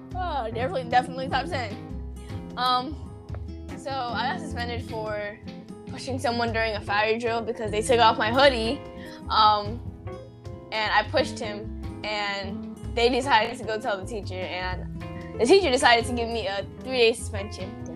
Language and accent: English; United States; I was born in America